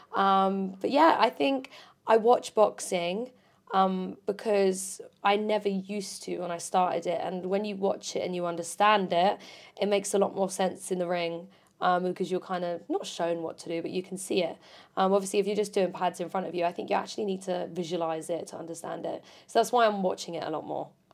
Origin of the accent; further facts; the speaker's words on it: Portsmouth, South East England, United Kingdom; moved away as an adult; now in Essex, United Kingdom; I moved to Essex and I'm from Portsmouth, so that's two hours, you know, minimum away from home